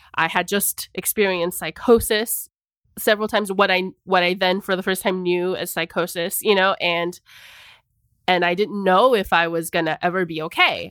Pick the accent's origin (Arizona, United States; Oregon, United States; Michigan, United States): Arizona, United States; the isolation I had felt growing up in Arizona